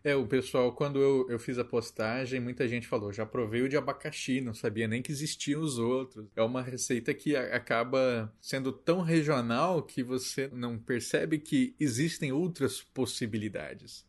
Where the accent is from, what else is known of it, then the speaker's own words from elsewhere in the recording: Mato Grosso do Sul, Brazil; Sou de Mato Grosso do Sul